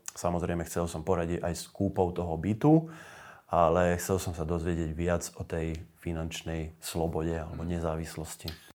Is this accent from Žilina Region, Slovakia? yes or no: no; a village near Nové Zámky, Nitra Region, Slovakia; moved away; starší dom, ktorý bol na dedine, odkiaľ pochádzam, pri tých nových zámkoch